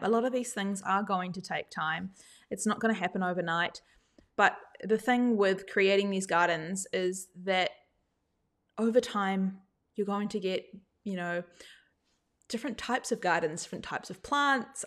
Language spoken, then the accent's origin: English; New Zealand; now in Australia; I didn't grow up in Australia, I grew up in New Zealand